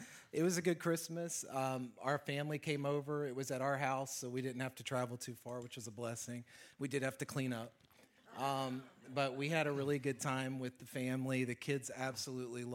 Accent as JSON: {"language": "English", "region": "Alabama", "country": "United States", "moved": "as an adult", "said": "I'm from Alabama"}